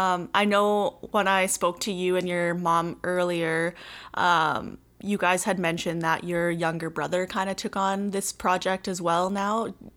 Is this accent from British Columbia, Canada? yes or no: no; Saskatoon, Saskatchewan, Canada; I'll be hosting this episode of the Rising Youth Podcast. I'm from Treaty 6 Territory in Saskatoon, Saskatchewan. I am a Woodland Cree woman and an educator.